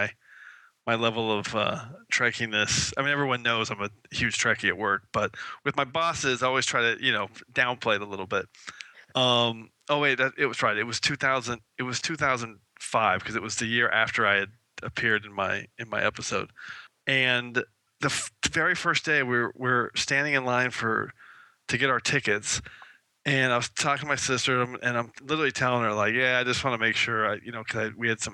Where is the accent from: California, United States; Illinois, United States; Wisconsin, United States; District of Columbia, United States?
California, United States; San Diego; I grew up in San Diego.